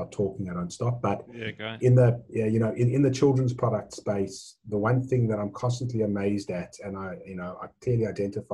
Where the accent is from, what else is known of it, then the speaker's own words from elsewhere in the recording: South Africa; now in Australia; So the accent might give it away, but I was born in South Africa. I've been in Australia now. This is my 24th year.